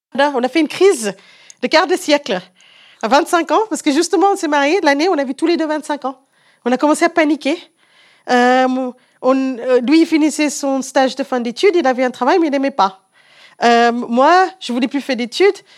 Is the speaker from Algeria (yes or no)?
no; South Africa; moved away as an adult; also born or lived in Canada; now in France; je viens d'un pays de Commonwealth